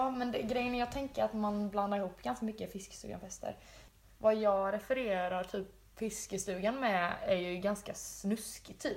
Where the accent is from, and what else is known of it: Jönköping, Jönköping County, Sweden; born or raised there